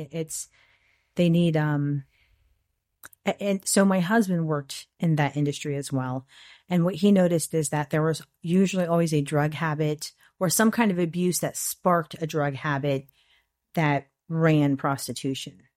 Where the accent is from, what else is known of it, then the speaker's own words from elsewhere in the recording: St. Petersburg, Florida, United States; I was born and raised in Saint Pete.